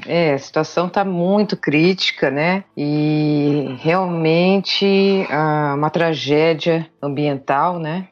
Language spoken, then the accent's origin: Portuguese; Brazil; que eu sou pantaneira de coração, né? Como eu falo, criada na região